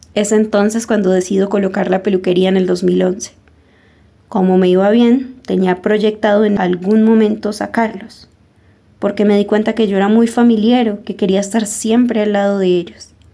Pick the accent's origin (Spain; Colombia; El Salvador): Colombia; moved away as an adult; also born or lived in Jamundí, Valle del Cauca, Colombia / Miranda, Cauca, Colombia / Ecuador; now in Argentina